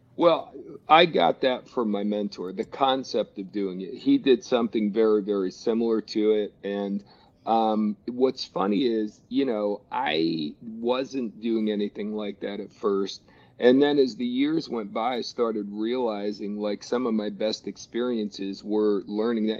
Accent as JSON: {"language": "English", "region": "New Jersey", "country": "United States", "tie": "born or raised there", "said": "I grew up in New Jersey"}